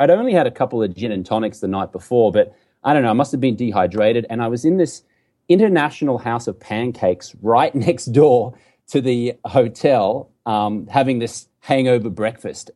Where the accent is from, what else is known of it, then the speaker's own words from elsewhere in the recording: Brisbane, Queensland, Australia; moved away as an adult; also born or lived in London; now in United States; I grew up in Brisbane, Australia. You can tell I got a funny accent here